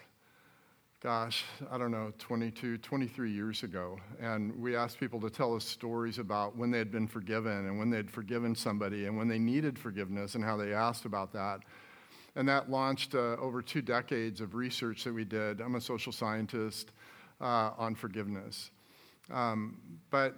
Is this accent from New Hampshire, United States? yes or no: no; Phoenix, Arizona, United States; moved away as an adult; also born or lived in Seattle; I grew up here, born and raised in Phoenix.